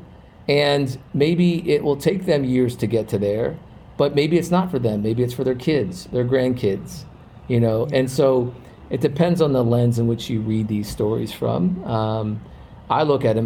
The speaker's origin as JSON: {"language": "English", "region": "Virginia", "country": "United States", "said": "we're both from Virginia area"}